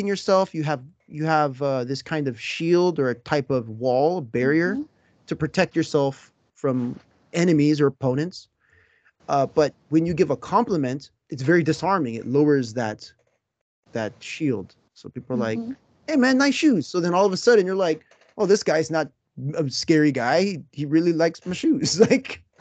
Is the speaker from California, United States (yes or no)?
yes; Southern California, United States; now in Japan; I am from California, a very small subset in Southern California